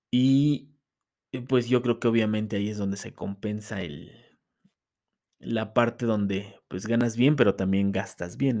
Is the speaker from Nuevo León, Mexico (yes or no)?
no; Mexico City, Mexico; moved away as an adult; Yo vengo de la Ciudad de México, ahorita estoy radicando en otro estado, pero vengo de la Ciudad de México